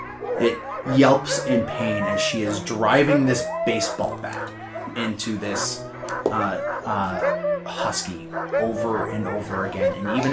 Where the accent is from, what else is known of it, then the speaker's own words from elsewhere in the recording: Yellowknife, Northwest Territories, Canada; I'm from in the area. Like, I'm from Yellowknife, so I've been here before.